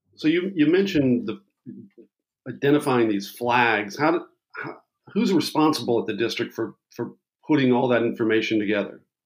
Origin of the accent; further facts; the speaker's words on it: Maryland, United States; my home state of Maryland